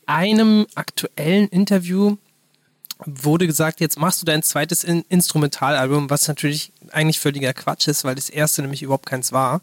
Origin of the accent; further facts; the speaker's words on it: Berlin, Germany; ich bin halt da in der Nähe vom Olympiastadion groß geworden